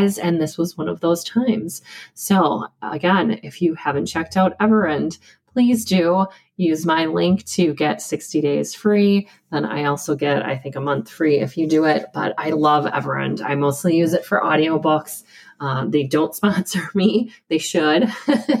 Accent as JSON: {"language": "English", "region": "Midwest", "country": "United States", "accent": "Midwestern", "said": "I've got a Midwestern accent like crazy. My pronunciation of Wisconsin and potato"}